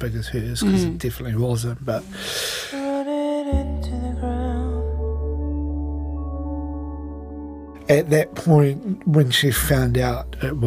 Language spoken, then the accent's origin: English; Christchurch, Canterbury, New Zealand; also born or lived in Auckland; now in Wellington, New Zealand; I grew up mostly in Christchurch but was born in Auckland